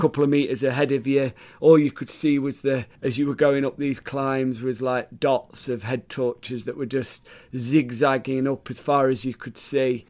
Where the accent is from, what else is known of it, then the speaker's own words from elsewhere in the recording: Sheffield, Yorkshire and the Humber, United Kingdom; So I was part of the Sheffield team